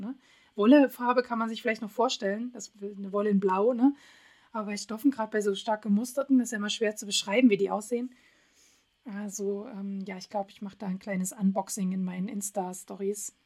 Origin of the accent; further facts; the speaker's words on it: Radebeul, Saxony, Germany; moved away; ich komme ja ursprünglich aus Radebeul, bin da groß geworden das ist so ein kleines Örtchen neben Dresden